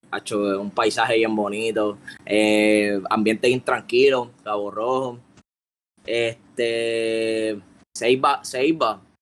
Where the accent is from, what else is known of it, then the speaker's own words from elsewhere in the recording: Colombia; Yo que soy de Colombia.